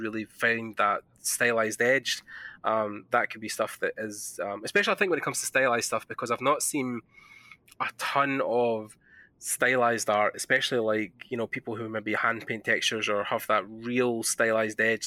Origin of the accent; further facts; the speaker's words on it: Scotland, United Kingdom; accent: Scottish; my Scottish accent